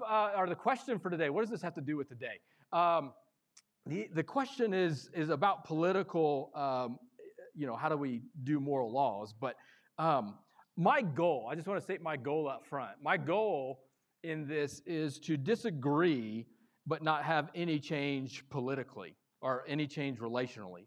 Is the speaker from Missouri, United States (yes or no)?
yes; Missouri, United States; I am born and raised in Missouri